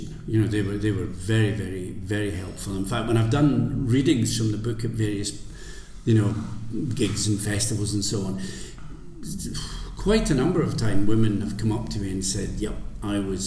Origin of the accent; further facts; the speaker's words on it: the Scottish Borders, Scotland, United Kingdom; also born or lived in Edinburgh; I was brought up in the Borders